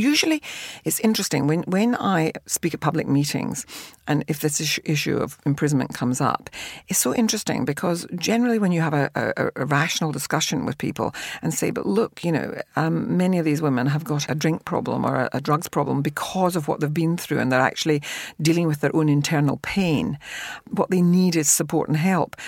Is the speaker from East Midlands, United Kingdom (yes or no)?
no; Glasgow, Scotland, United Kingdom; I came from a working class family, the other end of the spectrum, in Glasgow.